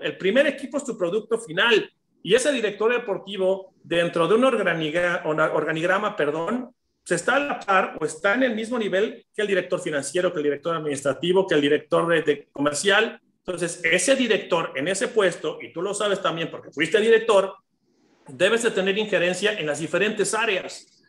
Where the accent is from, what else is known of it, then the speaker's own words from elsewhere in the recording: Mexico; como mexicano